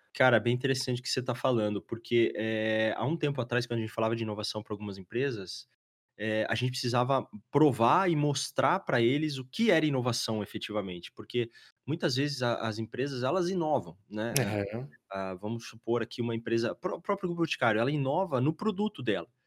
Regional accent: Curitiba, Paraná, Brazil; Somos de Curitiba

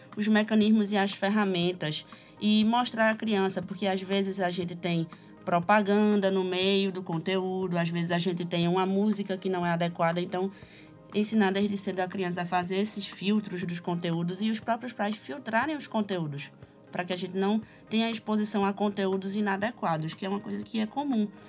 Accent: Recife, Pernambuco, Brazil; sou recifense

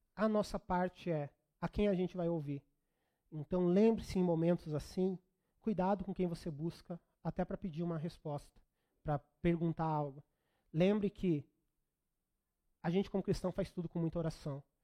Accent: Brazil; nós brasileiros

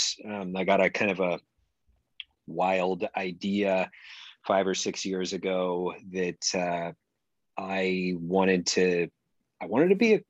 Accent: Oregon, United States; also born or lived in East Coast, United States; I moved out to Oregon with my family when I was a kid and grew up mainly around here

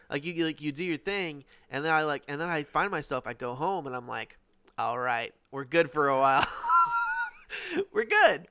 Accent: United States

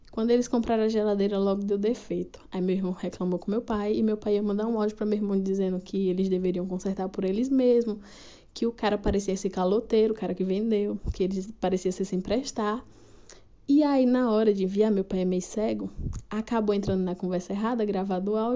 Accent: Sergipe, Brazil; sou aqui do Reinado de Sergipe.

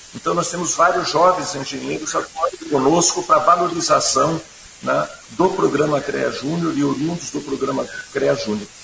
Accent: Curitiba, Paraná, Brazil; Eu nasci em Curitiba, né? Nasci em Curitiba, estudei sempre em Curitiba

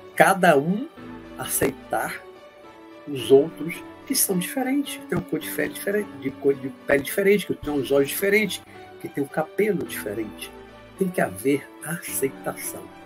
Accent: Bahia, Brazil; also born or lived in Olinda, Pernambuco; sou pernambucano apenas de nascimento em Olinda, mas eu sou criado e a maior parte da minha vida, mais de 55 anos de Bahia.

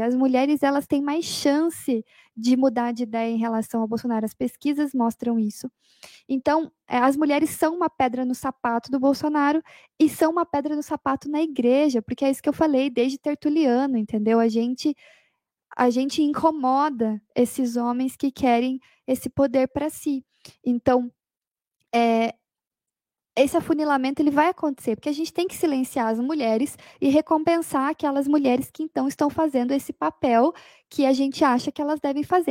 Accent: Curitiba, Paraná, Brazil; Eu sou de Curitiba

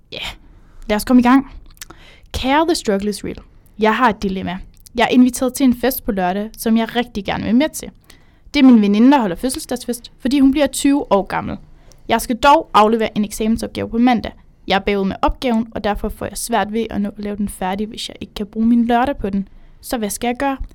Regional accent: Jutland, Denmark; hvis man er fra Jylland, ligesom jeg er

